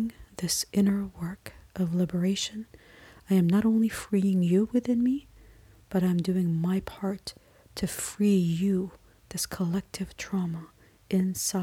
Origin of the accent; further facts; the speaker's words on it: Canada; I am Canadian